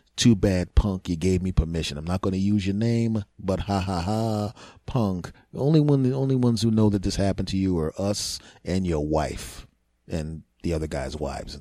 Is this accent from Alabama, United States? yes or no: no; Philadelphia, Pennsylvania, United States; we're all born and raised in Philadelphia